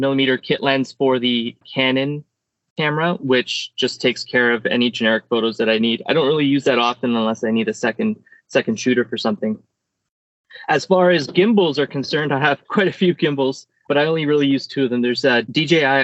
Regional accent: Canada; I'm a photographer from Canada

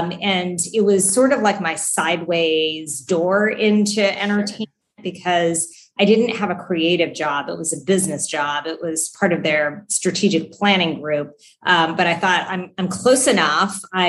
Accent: Fairmont, West Virginia, United States; also born or lived in Charlotte; So I grew up in a little town called Fairmont, which I, until I lived in Charlotte, was the place where I lived the longest. I did all of my schooling there.

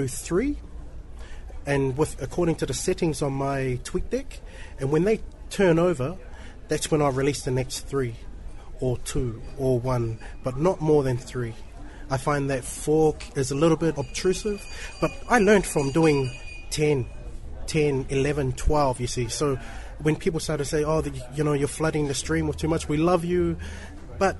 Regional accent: New Zealand; Grew up in New Zealand, born and raised in New Zealand

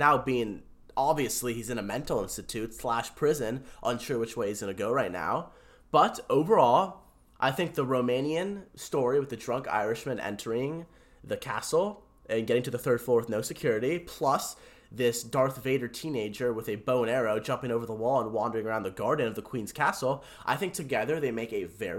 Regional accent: India; I'm an Indian Sikh, a Sith.

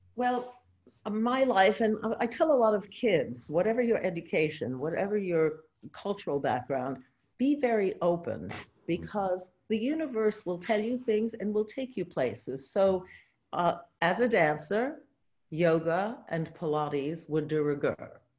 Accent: New York City, New York, United States; moved away as an adult; I was born in New York City

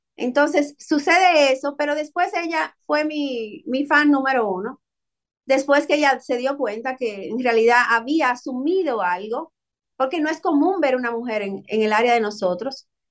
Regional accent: Dominican Republic; moved away; Nosotros somos dominicanos, siempre lo llevamos en la sangre

